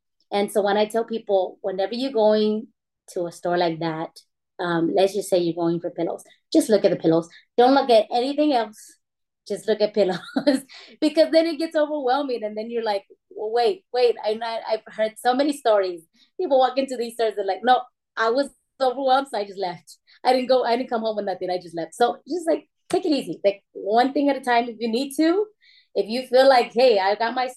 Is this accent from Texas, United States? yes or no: yes; San Antonio, Texas, United States; I am from San Antonio, Texas